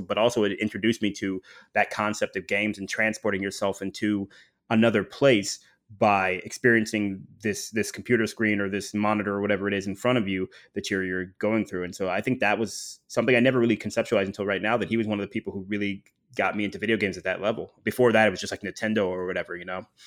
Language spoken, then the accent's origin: English; Dayton, Ohio, United States; moved away as an adult; also born or lived in Illinois; now in Miami, United States; I grew up primarily in Dayton, Ohio